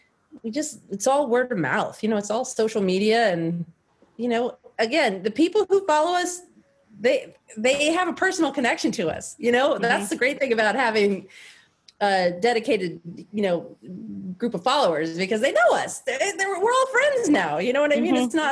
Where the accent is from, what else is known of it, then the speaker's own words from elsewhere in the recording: the South, United States; We're both from the South, but we have very progressive views.